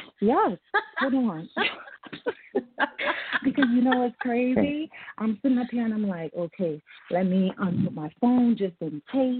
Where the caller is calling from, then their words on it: New Orleans, Louisiana, United States; So I'm calling from New Orleans.